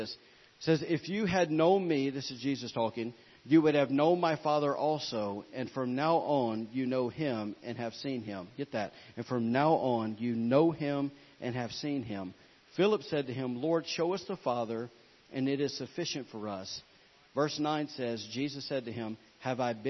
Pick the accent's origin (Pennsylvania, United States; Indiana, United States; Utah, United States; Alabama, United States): Alabama, United States; I am from Alabama